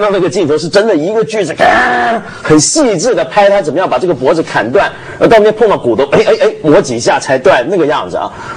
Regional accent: Taiwan; moved away; 我在小时候在台湾长大

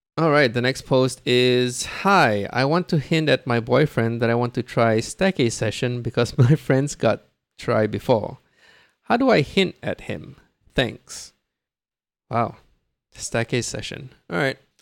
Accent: Brunei; now in Singapore; I was born and raised in Brunei

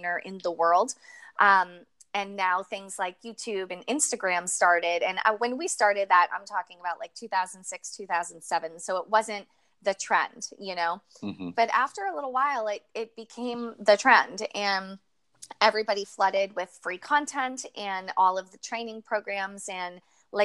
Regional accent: Manchester, New Hampshire, United States; I grew up in New England, in a place called Manchester, New Hampshire

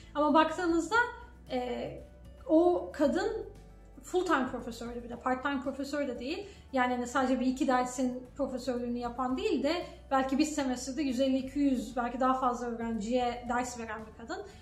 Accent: Turkey; moved away as an adult; now in Canada; Ben de Türk'üm dedim.

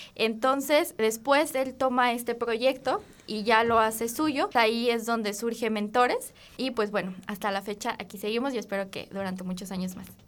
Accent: Guanajuato, Mexico; yo soy de Guanajuato Capital.

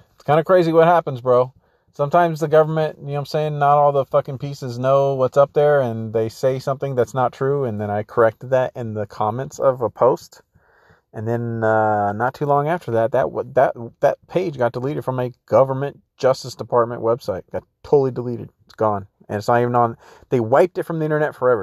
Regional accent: San Diego, California, United States; I grew up in San Diego

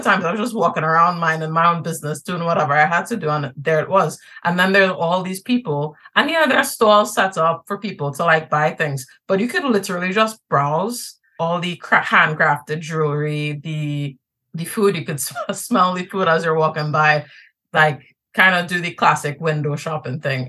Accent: Trinidad & Tobago; now in New York, United States; One of my big identities is that I'm Trinidadian. I'm from Trinidad and Tobago.

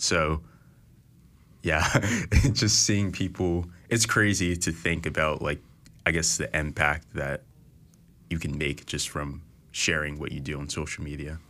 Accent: Philadelphia, Pennsylvania, United States; I'm from Philadelphia, so I went to a school called Central High School

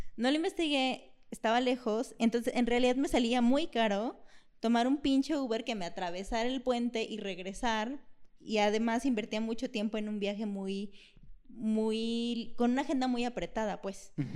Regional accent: Mexico; Soy mexicana

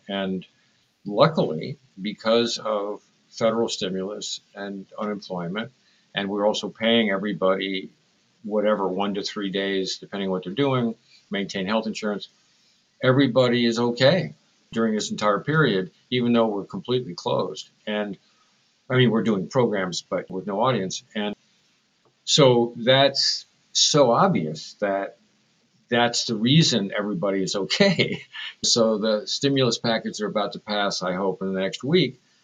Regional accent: San Francisco, California, United States; I was raised in San Francisco

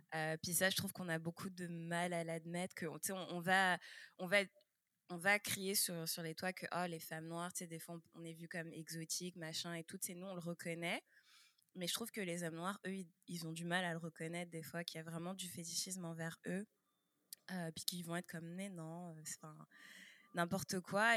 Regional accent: France; also born or lived in Quebec, Canada; now in Canada; moi aussi, je suis née en France

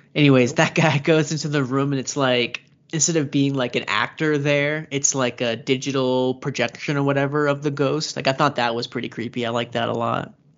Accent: United States; I'm American.

